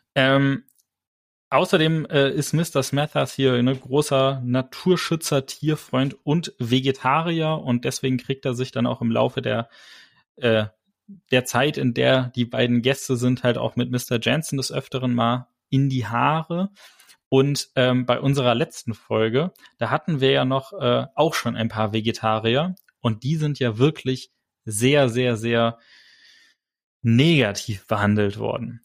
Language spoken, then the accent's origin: German; Germany; bei uns in Deutschland gibt es keine Adelstitel